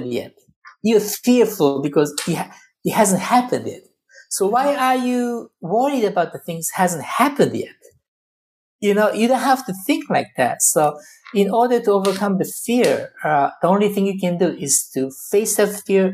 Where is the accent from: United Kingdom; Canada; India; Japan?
Japan; also born or lived in Lebanon; now in United States; I was born in Japan. I lived in Lebanon. I live in the U.S.